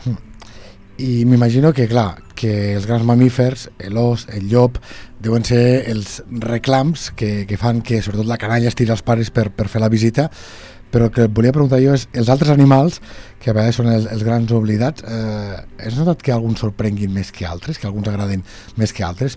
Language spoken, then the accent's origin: Catalan; Lleida, Catalonia, Spain; els que som de Lleida Ciutat